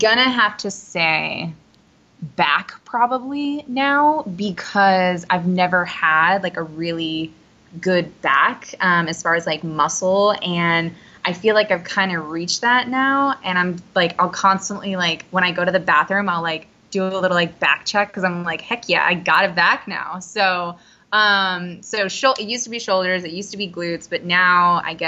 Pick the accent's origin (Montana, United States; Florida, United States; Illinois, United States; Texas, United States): Illinois, United States; Southern; now in Dallas, United States; I'm originally from Southern Illinois, super tiny town, named Muskuta.